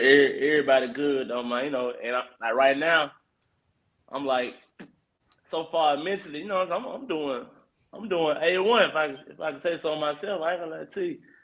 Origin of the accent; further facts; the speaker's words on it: Memphis, Tennessee, United States; I'm like from East Memphis